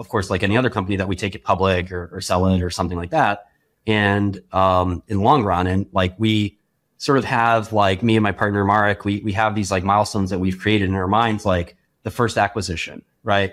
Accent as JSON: {"language": "English", "town": "New York City", "region": "New York", "country": "United States", "tie": "born or raised there", "said": "growing up in Brooklyn as, as a relatively poor kid"}